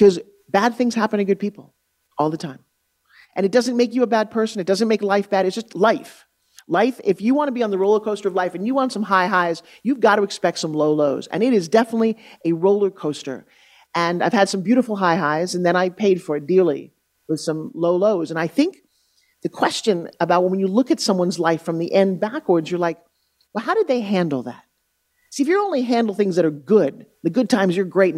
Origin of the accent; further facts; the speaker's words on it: Long Island, New York, United States; I grew up on Long Island, New York. I grew up talking like this, a tough truck driver